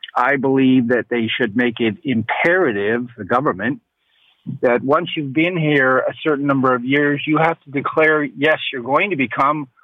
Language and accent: English; United States; now in Toronto, Canada; I was born in the States